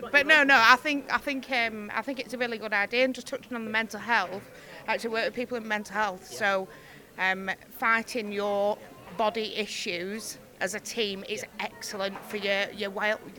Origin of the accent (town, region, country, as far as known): Preston, North West England, United Kingdom